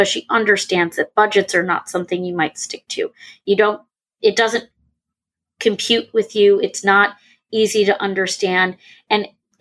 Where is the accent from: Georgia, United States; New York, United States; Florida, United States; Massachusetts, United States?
New York, United States; moved away; also born or lived in Indiana; I'm from New York. We went to school in Indiana.